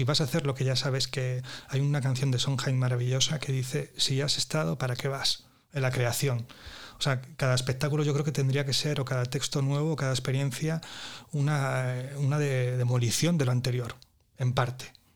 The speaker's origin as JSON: {"language": "Spanish", "region": "Andalusia", "country": "Spain", "said": "Soy ahí un, un andaluz"}